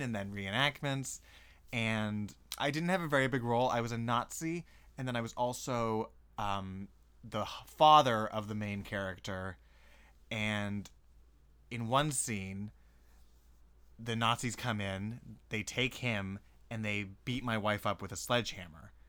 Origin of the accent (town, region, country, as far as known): Kelowna, British Columbia, Canada